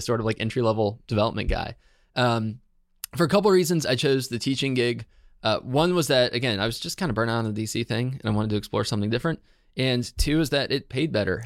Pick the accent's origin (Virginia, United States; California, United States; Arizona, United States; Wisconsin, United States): Virginia, United States; Herndon; so I'm from Herndon, Virginia.